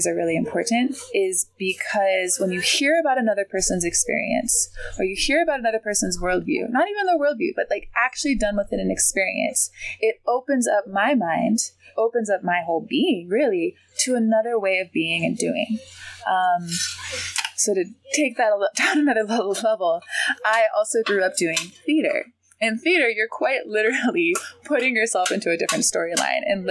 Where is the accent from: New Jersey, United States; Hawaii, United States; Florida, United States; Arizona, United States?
Hawaii, United States; Maui; moved away as an adult; I'm originally from Maui, Hawaii. I was born and raised there, and I lived there until I was 18.